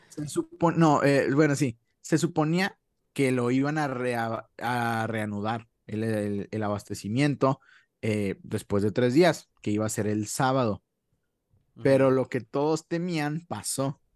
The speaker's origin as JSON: {"language": "Spanish", "country": "Mexico", "said": "nosotros que somos, pues, de México"}